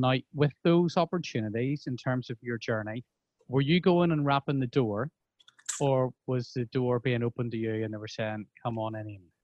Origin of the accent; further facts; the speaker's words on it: Bangor, Northern Ireland, United Kingdom; I grew up in Bangor. I, I went to school in Belfast